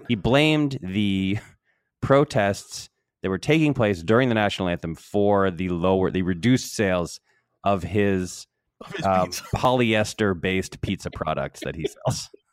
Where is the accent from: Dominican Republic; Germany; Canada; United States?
United States; Connecticut; my old house where I grew up in Connecticut.